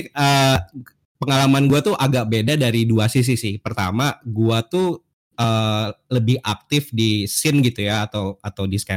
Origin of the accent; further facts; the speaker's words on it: Bandung, West Java, Indonesia; pengalaman gue tuh ya gue gedenya di Bandung jadi SMA dari tahun 2000 2000 2006 lah 2005 2006 sampai 2008 tuh gue di Bandung